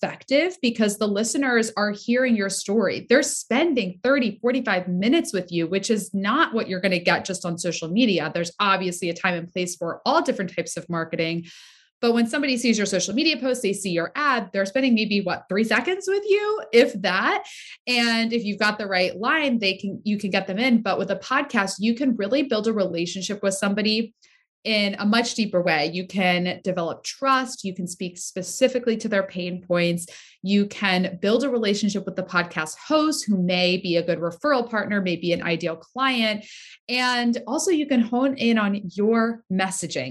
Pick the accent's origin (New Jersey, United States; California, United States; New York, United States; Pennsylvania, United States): Pennsylvania, United States; Southeast; now in Rhode Island, United States; I am born and raised in Pennsylvania, Southeast Pennsylvania